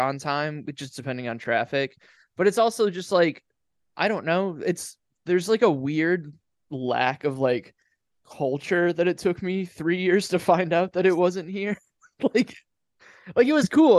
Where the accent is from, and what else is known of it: Ohio, United States; moved away